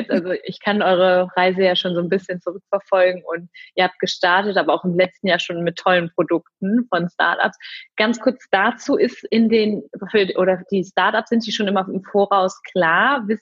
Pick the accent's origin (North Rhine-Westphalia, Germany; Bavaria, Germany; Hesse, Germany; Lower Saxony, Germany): North Rhine-Westphalia, Germany; Cologne; Ja, also genau, wir kommen, oder beziehungsweise ich komme aus Köln